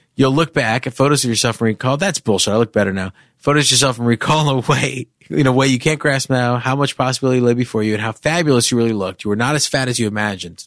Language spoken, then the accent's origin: English; New York, United States; I was a Jew from New York who spent a lot of time on the Upper East Side